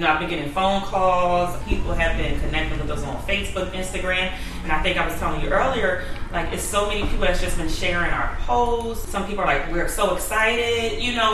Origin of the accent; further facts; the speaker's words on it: Glassboro, New Jersey, United States; I'm um, originally from Glassboro, New Jersey.